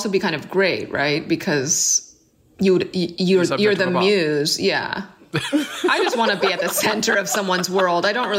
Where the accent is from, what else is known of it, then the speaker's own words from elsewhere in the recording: New York City, New York, United States; I grew up in Brooklyn